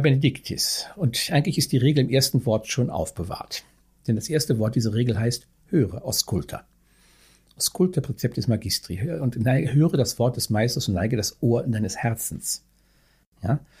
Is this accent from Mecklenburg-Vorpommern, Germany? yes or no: no; North Rhine-Westphalia, Germany; moved away as an adult; also born or lived in Bavaria / Niederalteich; now in Berlin, Germany; Herkommen tue ich aus dem etwas, ich muss sagen, ja nicht sagen Ostwestfalen